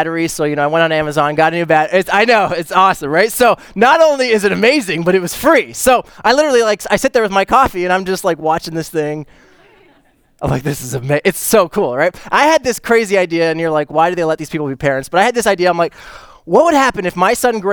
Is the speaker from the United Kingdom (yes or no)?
no; Canada; I'm Canadian too.